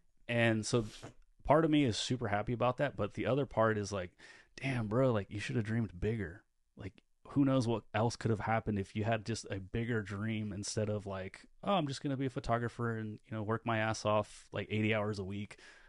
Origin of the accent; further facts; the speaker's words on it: California, United States; I'm from Northern California, and so we say like all the time.